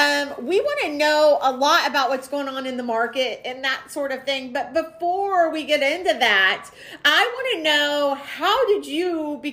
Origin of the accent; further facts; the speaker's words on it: Springfield, Missouri, United States; I was born in Springfield.